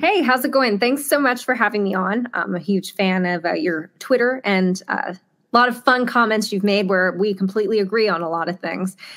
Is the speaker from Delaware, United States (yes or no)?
yes; Delaware, United States; I grew up in Delaware. I love Delaware. It's my home